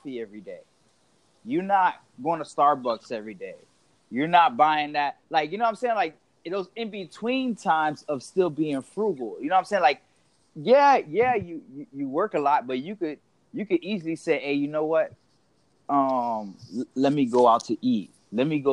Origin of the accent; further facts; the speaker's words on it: Miami, Florida, United States; I was born and raised in Miami.